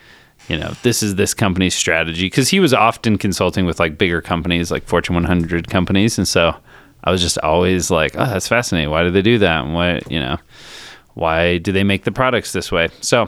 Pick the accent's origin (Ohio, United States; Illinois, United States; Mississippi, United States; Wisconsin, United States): Illinois, United States; Chicago; also born or lived in Colorado; So I grew up in kind of half and half, half Chicago, half Colorado.